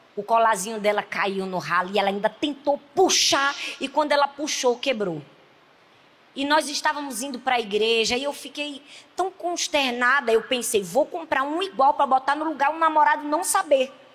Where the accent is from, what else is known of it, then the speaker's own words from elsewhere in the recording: Northeast Region, Brazil; accent: nordestino; Dá para perceber no meu sotaque que eu sou nordestino